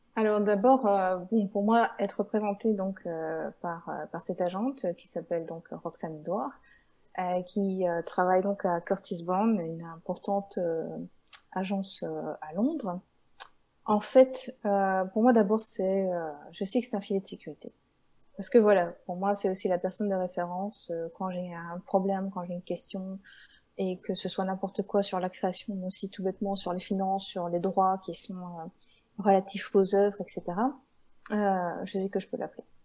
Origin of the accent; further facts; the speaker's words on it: Belgium; je viens de Belgique, mais je ne suis pas des Ardennes